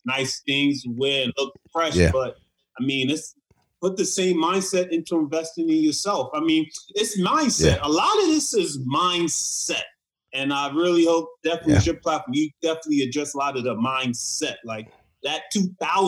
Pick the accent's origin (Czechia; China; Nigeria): Nigeria; I'm Nigerian.